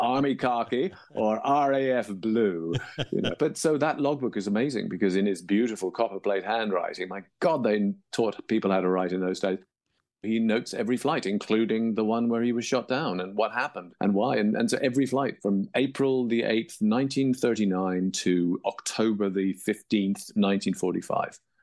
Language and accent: English; England, United Kingdom; moved away; also born or lived in Toronto, Canada; as you can tell by my accent, I grew up in England, though I was born in Toronto